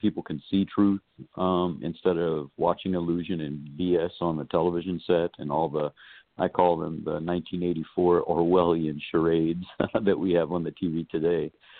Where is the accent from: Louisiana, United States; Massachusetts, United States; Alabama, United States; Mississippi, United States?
Louisiana, United States; Lafayette; my hometown of Lafayette, Louisiana